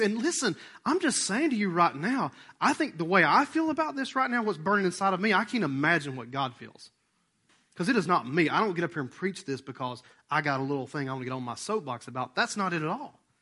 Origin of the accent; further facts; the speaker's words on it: Rome, Georgia, United States; we're from Rome, Georgia. And we act like we're a small town